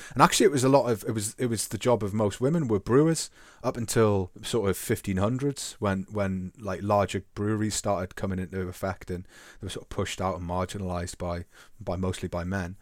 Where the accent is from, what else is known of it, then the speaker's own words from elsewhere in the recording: England, United Kingdom; to be English